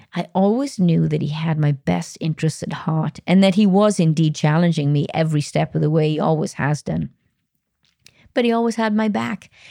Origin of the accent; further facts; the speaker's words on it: Wales, United Kingdom; Wales, my home country